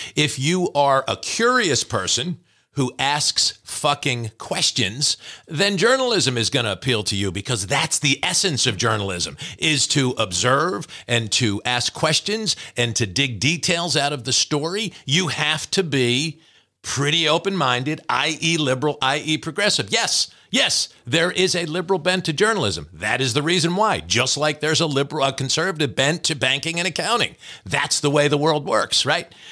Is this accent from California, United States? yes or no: no; New Jersey, United States; we're both from New Jersey